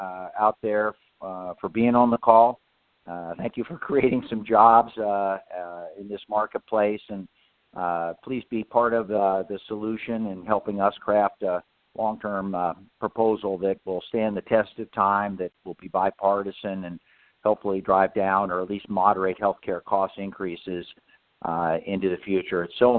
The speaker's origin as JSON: {"language": "English", "region": "Oregon", "country": "United States", "tie": "born or raised there", "said": "My home state of Oregon, we mandated that a number of years ago"}